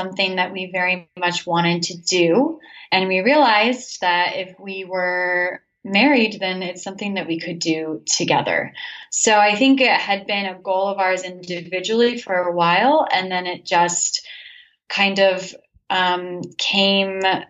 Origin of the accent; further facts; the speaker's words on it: Santa Fe, New Mexico, United States; moved away as an adult; also born or lived in Washington, D.C. / Nicaragua; now in Boston, United States; I am from Santa Fe, New Mexico, born and raised.